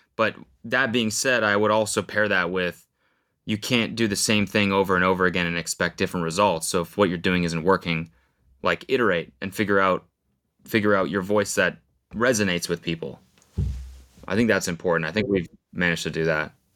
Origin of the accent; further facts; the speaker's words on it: Canada; moved away as an adult; now in United States; I'm Canadian